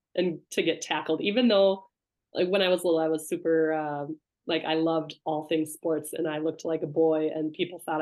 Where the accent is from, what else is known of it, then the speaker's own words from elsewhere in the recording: Minnesota, United States; now in Spain; he met my mom in Minnesota. And, you know, that's where we were, my brothers and I were born, and that's where we grew up.